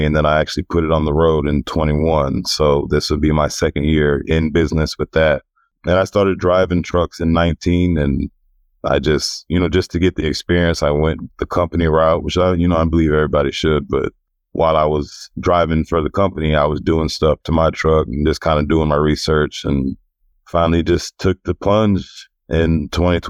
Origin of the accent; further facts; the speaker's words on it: Houston, Texas, United States; I'm born and raised in Houston. I grew up on the southwest side of Houston in A-Leaf